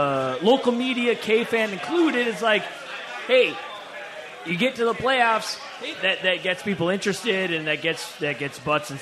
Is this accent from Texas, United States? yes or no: no; White Bear Lake, Minnesota, United States; I'm from White Bear Lake.